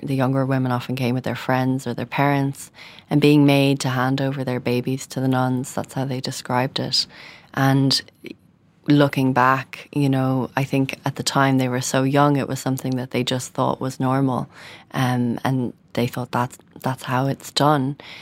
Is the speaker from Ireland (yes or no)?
yes; Dublin, Leinster, Ireland; a young woman growing up in Dublin